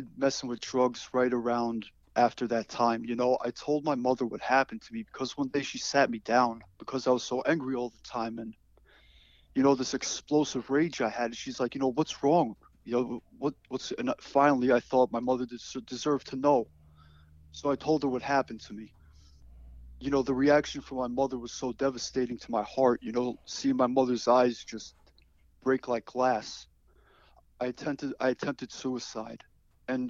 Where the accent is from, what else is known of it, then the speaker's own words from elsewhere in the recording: Great Neck, New York, United States; also born or lived in Knoxville, Tennessee; I grew up in Great Neck, New York, and I also spent a lot of my time growing up outside of Knoxville, Tennessee with extended family.